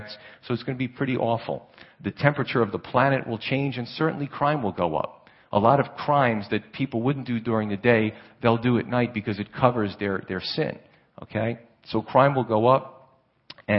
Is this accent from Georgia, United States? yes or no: no; New York City, New York, United States; moved away; also born or lived in Pennsylvania; I grew up in Staten Island and Brooklyn area